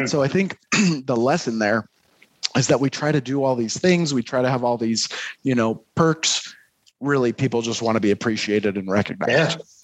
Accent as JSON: {"language": "English", "town": "Detroit", "region": "Michigan", "country": "United States", "moved": "yes", "lives_now": "Utah, United States", "said": "I'm I'm originally from Detroit, but have spent uh, a lot of my adult life here in Utah."}